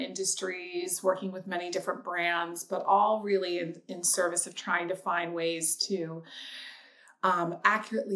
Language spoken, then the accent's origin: English; Seattle, Washington, United States; moved away as an adult; also born or lived in Chicago; I grew up in Seattle, Washington.